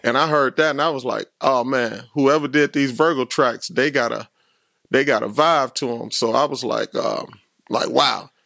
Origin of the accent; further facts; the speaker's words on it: Chicago, Illinois, United States; I was from the West Side